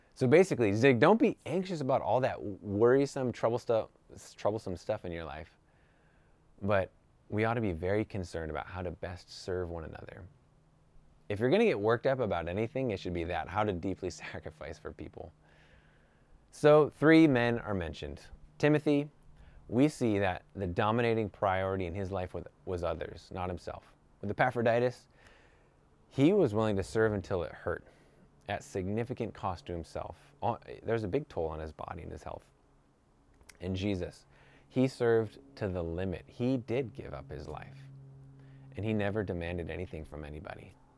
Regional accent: New York, United States; now in California, United States; I'm from New York

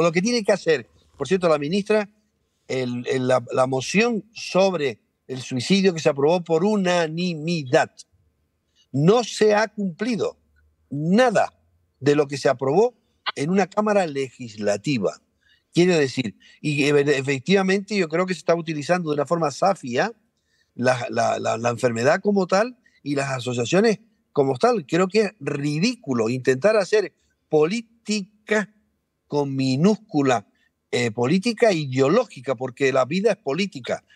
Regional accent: Canary Islands, Spain; Nosotros dos estamos en Tenerife. Eh, quiere decir que no tiene mayor, somos canarios todos

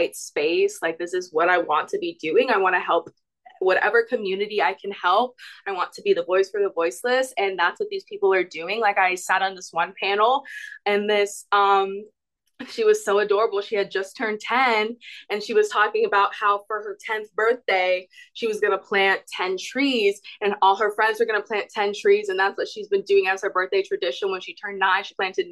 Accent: Georgia, United States; moved away; And I'm originally from Georgia. I still vote in Georgia.

